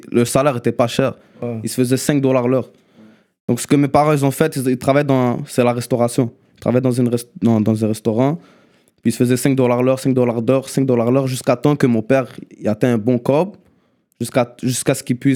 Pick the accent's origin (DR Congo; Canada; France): Canada; Mount Royal, Quebec; Non, non, moi je suis une personne, je viens de Mont-Royal.